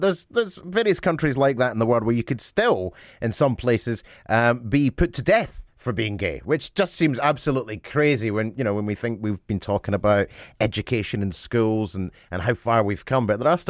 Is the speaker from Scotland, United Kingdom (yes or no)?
yes; Glenrothes, Scotland, United Kingdom; I grew up in Fife, and in my time, I was the only gay in Glenrothes.